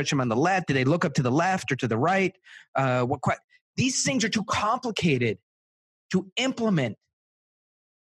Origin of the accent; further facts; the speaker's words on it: Israel; my parents are South African. I was born in Israel